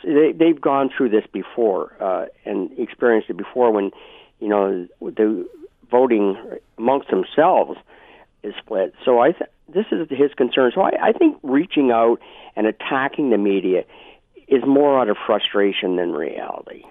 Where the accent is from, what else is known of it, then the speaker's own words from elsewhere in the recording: Brantford, Ontario, Canada; moved away; I'm from Brantford in Brant County